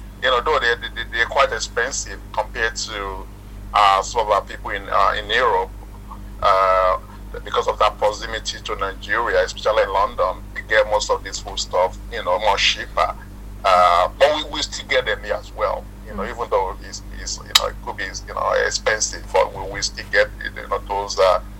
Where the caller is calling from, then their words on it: Melbourne, Victoria, Australia; I'm based in Melbourne, in Australia.